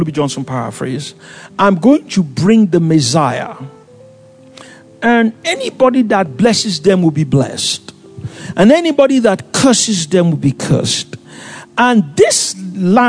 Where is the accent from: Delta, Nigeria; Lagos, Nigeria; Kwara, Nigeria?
Lagos, Nigeria; also born or lived in Ikom; I came from Lagos